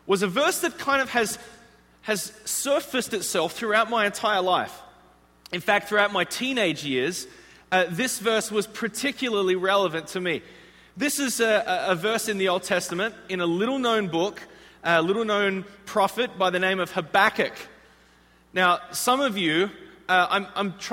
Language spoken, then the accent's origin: English; Australia; moved away as an adult; also born or lived in Chicago, United States; now in United States; I'm actually from the other side of the world, an island. It's actually the largest island on the planet. It's this place called Australia.